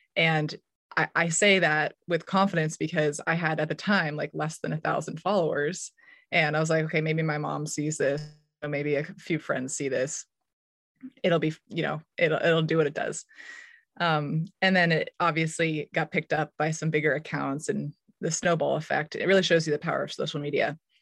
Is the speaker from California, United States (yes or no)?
yes; Menlo Park or Palo Alto, California, United States; moved away as an adult; also born or lived in Durham, North Carolina / Lawrence, Kansas; my hometown in Menlo Park or Palo Alto